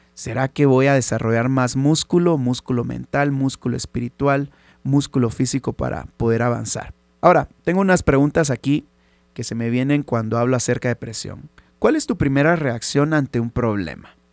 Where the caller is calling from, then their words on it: Guatemala; saludos desde Guate